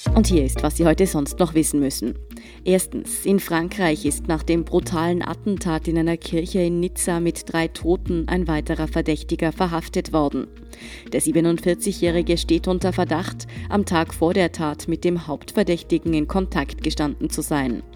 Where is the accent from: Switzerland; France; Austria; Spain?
Austria; bei uns in Österreich